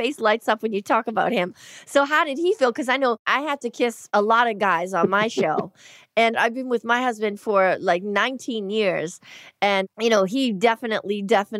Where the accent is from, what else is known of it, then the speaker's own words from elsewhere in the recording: Boston, Massachusetts, United States; I grew up in Boston and you had to be really tough